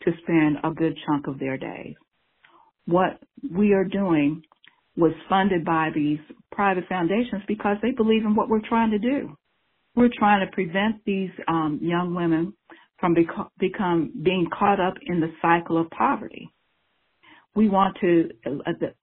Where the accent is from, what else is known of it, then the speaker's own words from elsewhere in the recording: Cincinnati, Ohio, United States; also born or lived in Lincoln Heights, Ohio / Evanston, Cincinnati; I was born in Lincoln Heights, and then my parents bought our first house, and we moved to Evanston, and then we moved to Avondale. So that's where I grew up